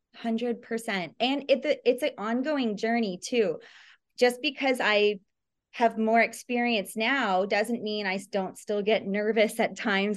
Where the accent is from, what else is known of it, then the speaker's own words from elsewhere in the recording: Toronto, Ontario, Canada; now in Los Angeles, United States; I grew up in Toronto